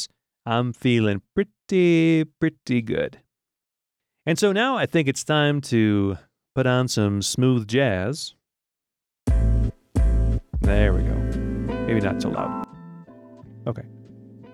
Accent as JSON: {"language": "English", "town": "Rochester", "region": "New York", "country": "United States", "tie": "born or raised there", "also_born_or_lived": "Rome, Italy / Ecuador", "moved": "as an adult", "said": "I'm from New York originally, upstate New York, the city of Rochester. That's where I was born, and that's where I grew up"}